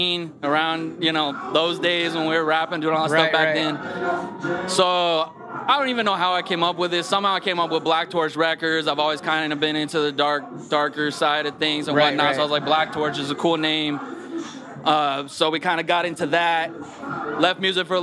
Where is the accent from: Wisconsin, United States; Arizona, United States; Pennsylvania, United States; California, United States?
Arizona, United States; also born or lived in Portland, Oregon / Tucson, Arizona; I was born in Portland, Oregon. But then, you know, fourth grade, we moved to Arizona